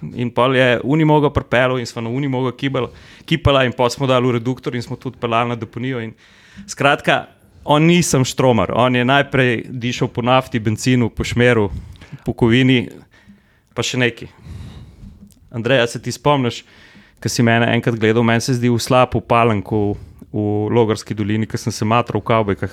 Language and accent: Slovenian; Slovenia; Slovenci smo nagnjeni k temu, da vse, kar zgradimo, zgradimo kar oreng